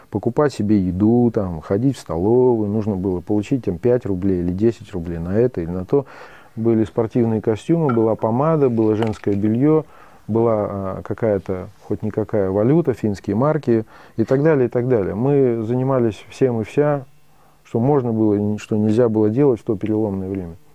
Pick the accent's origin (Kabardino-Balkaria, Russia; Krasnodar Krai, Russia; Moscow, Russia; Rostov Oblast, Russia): Kabardino-Balkaria, Russia; Tyrnyauz; now in Saint Petersburg, Russia; Я вырос на Кавказе.